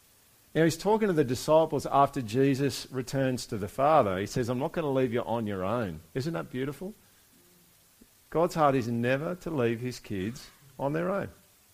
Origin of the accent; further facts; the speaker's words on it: Brisbane, Queensland, Australia; also born or lived in Monto; I was born in Monto. Does anyone know where that is? Okay. I lived there for 2 years. I don't remember anything of it, which might be a good thing. I don't know. Sorry, if you're from Monto, I'm not bagging it. Moved to Brisbane. Lived in Acacia Ridge for about 8 years.